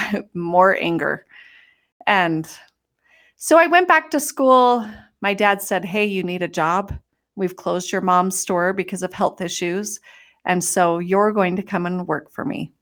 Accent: Utah, United States; moved away as an adult; I was gonna come home and live in the house that I grew up

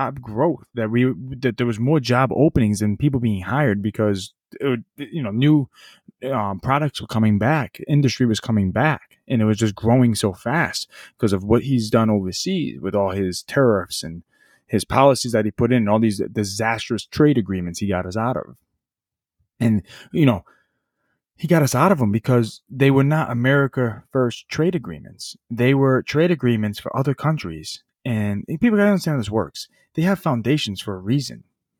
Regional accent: United States; I'm a Democrat, I'm a Republican. No, fuck that. I'm an American.

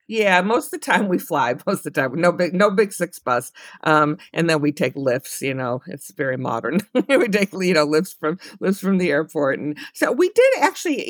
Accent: Chicago, Illinois, United States; I'm from Chicago

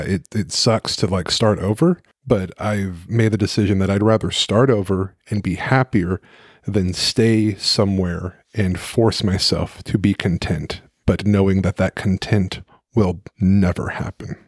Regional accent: Dallas, Texas, United States; now in Maryland, United States; I am from Dallas

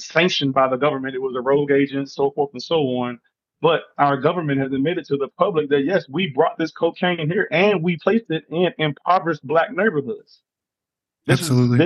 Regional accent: Charleston, West Virginia, United States; me being raised in Charleston, West Virginia, you know, little old West Virginia, everyone writes it off as backwood country bunking West Virginia, but I lived there. I was raised there. That's my home state. That's my home city

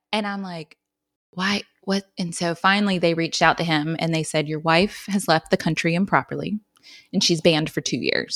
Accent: Wilmington, North Carolina, United States; I'm from Wilmington, like you mentioned, and then I stayed and went to U N C

